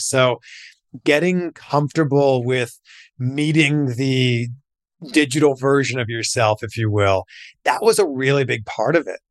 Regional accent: Pickering, Ontario, Canada; moved away as an adult; also born or lived in Waterloo, Ontario; I'm from Pickering, Ontario.

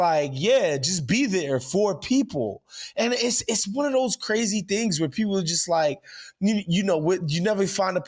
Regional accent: New York City, New York, United States; also born or lived in Los Angeles; growing up in New York

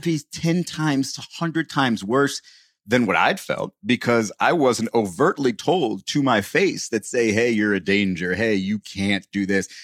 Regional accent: United States; as an American

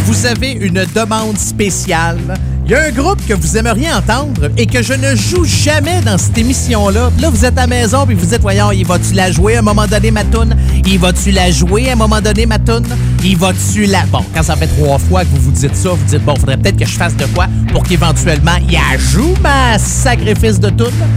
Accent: Saint-Jérôme, Quebec, Canada; Je suis euh, natif de Saint-Jérôme

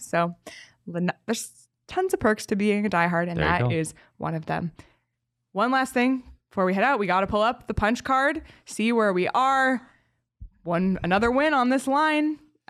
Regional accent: Canada; but as a Canadian where the Hawaiian pizza originated, I love pineapple on pizza.

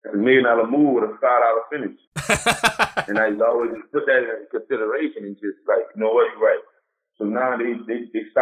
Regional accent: New Orleans, Louisiana, United States; Growing up in New Orleans, I grew up there.

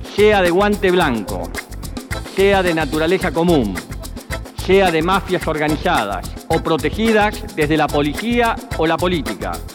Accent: Argentina; Como argentino

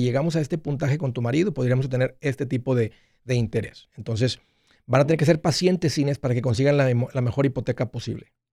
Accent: Matamoros, Tamaulipas, Mexico; moved away; also born or lived in Brownsville / Nashville; nosotros crecimos en Matamoros

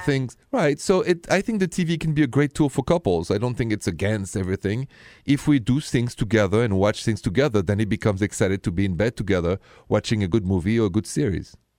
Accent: Paris, Île-de-France, France; accent: French; English is a second language; moved away as an adult; I am straight from Paris, but I've been here twenty years

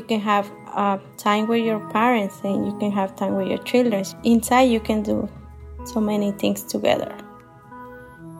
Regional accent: Michoacán, Mexico; English is a second language; now in Columbus, United States

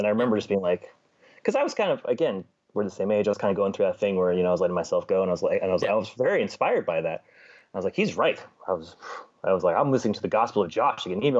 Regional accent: Los Angeles, California, United States; I grew up where the 405 meets the 10, if you're from LA.

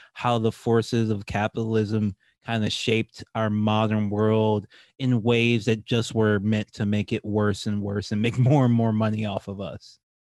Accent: Louisiana, United States; I'm from Louisiana

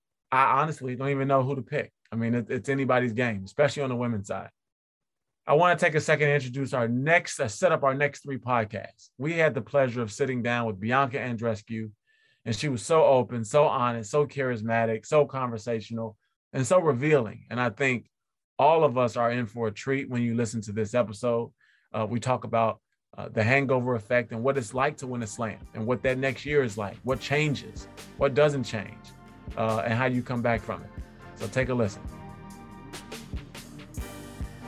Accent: Chicago, Illinois, United States; born or raised there

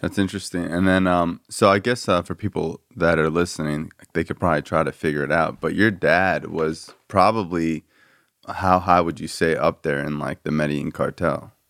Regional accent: South Florida, United States; growing up in South Florida

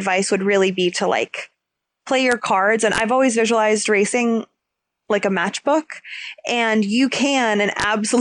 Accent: United States; being American

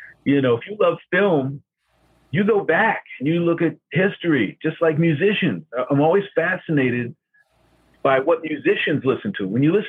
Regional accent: New York, United States; Oh, I remember I first saw it on $1 Million Movie when I was growing up in New York.

